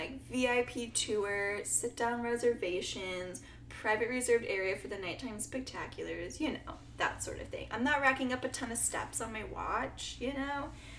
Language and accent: English; Midwest, United States; we're from the Midwest, and Midwesterners drive everywhere